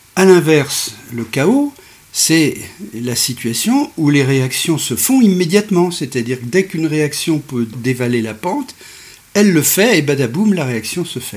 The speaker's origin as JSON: {"language": "French", "town": "Bourg-Saint-Maurice", "region": "Auvergne-Rhône-Alpes", "country": "France", "tie": "born or raised there", "said": "je suis né à Bourg-Saint-Maurice"}